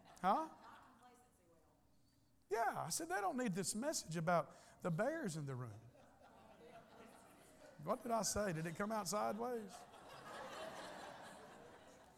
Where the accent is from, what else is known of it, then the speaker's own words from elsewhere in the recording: United States; I'm an American and I live in a rich country